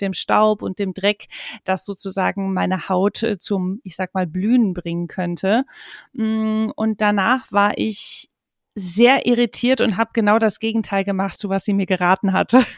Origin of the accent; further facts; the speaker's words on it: Marburg, Hesse, Germany; moved away as an adult; also born or lived in Hamburg; damals noch in Marburg, äh, wo ich aufgewachsen bin